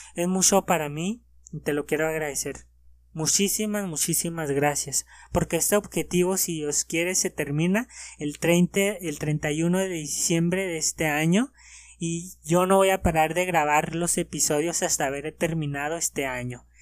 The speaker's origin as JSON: {"language": "Spanish", "country": "Mexico", "said": "en mi país"}